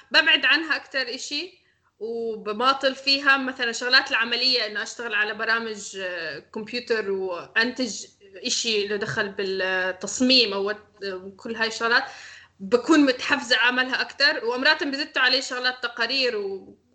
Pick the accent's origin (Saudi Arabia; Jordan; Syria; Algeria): Syria; عن حالك لا انا سوري